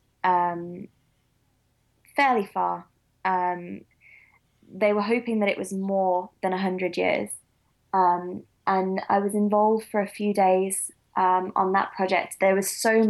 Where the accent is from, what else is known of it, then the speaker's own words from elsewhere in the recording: Midlands, United Kingdom; I am from the Midlands